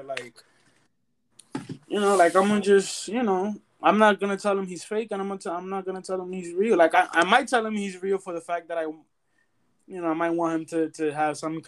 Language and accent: English; Boston, Massachusetts, United States; moved away; also born or lived in New York; I grew up in Boston, man. So, I grew up in Massachusetts